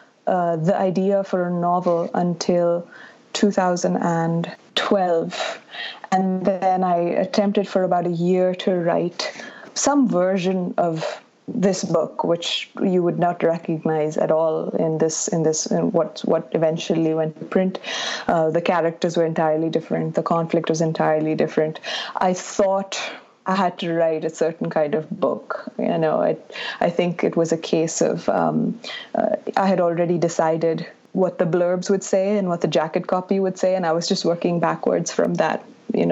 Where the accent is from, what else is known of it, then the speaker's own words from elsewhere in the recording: Bangalore, Karnataka, India; I grew up in Bangalore, which is in the south